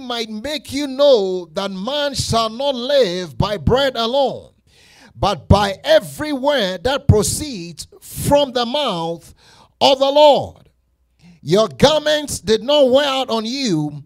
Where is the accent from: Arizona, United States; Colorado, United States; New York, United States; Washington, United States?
Colorado, United States; I'm from Colorado. I know how to drive in this snow